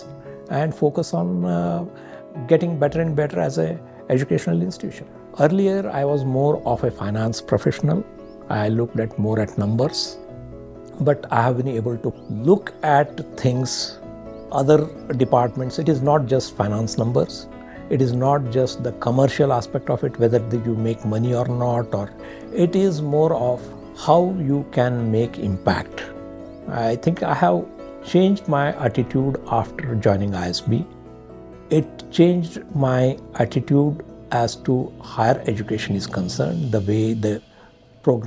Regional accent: Karnataka, India; moved away; I'm from Karnataka.

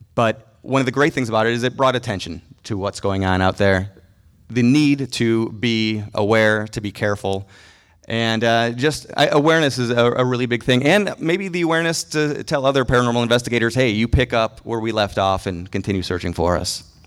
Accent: Mundelein, Illinois, United States; moved away; also born or lived in Los Angeles; I'm from Mundelein, Illinois

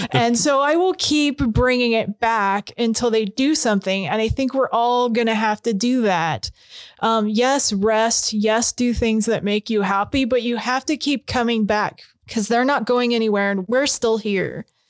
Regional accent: Spokane, Washington, United States; I grew up in Hilliard. My grandpa was in Deer Park

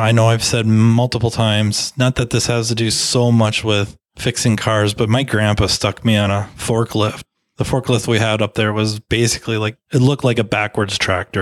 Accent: United States; I was born in the United States of America

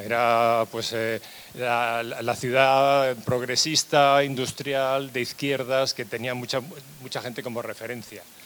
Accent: Barcelona, Catalonia, Spain; moved away; yo soy nacido en Barcelona

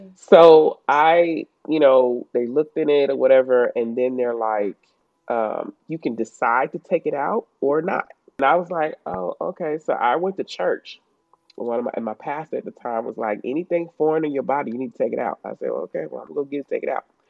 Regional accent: Chicago, Illinois, United States; moved away; I'm from, like you said, the states, but I'm originally from Chicago, um, Illinois

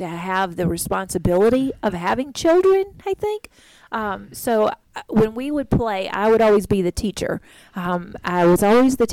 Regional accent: Vicksburg, Mississippi, United States; moved away; also born or lived in Selma, Alabama; I was born in Selma, Alabama in 1972, and I grew up in Vicksburg, Mississippi.

